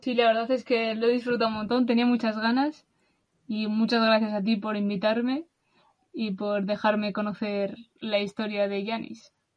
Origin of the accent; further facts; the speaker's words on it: Basque Country, Spain; de España, de del País Vasco